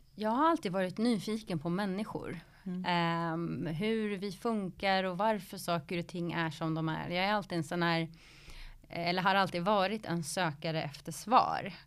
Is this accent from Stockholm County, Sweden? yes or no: yes; Stockholm, Stockholm County, Sweden; born or raised there; also born or lived in Flemingsberg